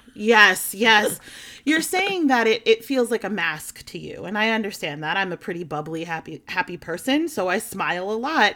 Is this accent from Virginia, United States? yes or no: no; outside of Philadelphia, Pennsylvania, United States; now in New Jersey, United States; I grew up outside of Philadelphia